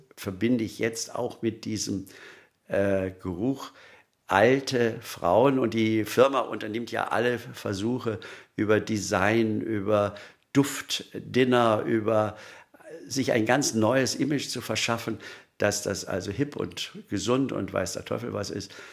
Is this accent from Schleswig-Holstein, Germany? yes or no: no; Munich, Bavaria, Germany; als Münchner